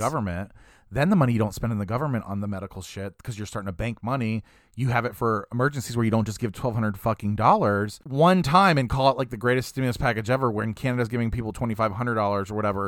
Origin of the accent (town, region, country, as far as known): United States